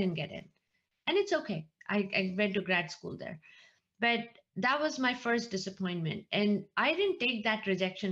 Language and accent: English; India; moved away as an adult; I was born and brought up in India. I grew up in India. I came here after grad school